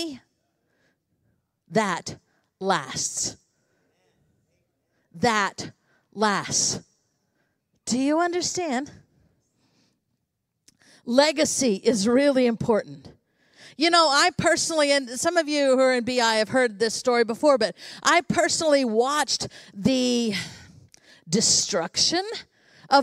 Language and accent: English; United States; I was born in the United States of America